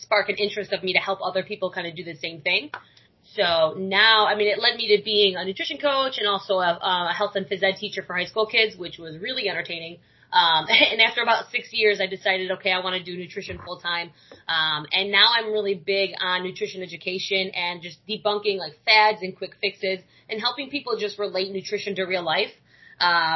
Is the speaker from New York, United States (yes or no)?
yes; New York, United States; moved away as an adult; now in Florida, United States; I moved down here because I'm from New York.